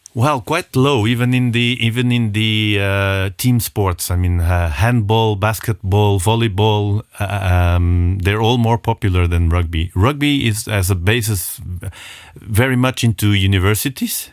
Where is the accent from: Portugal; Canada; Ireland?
Portugal; now in Luxembourg; we are Portuguese people, we are very passionate